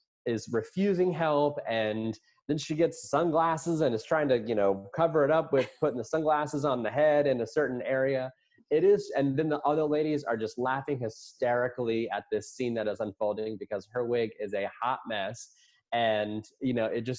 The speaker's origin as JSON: {"language": "English", "region": "Virginia", "country": "United States", "tie": "born or raised there", "moved": "yes", "said": "I grew up in Virginia"}